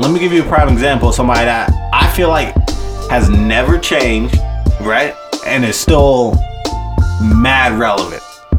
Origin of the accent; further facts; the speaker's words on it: New York, United States; we're all from New York